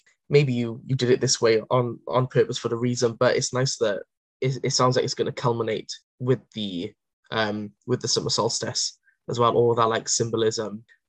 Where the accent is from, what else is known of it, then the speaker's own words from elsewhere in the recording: Wales, United Kingdom; I'm a Welsh nationalist.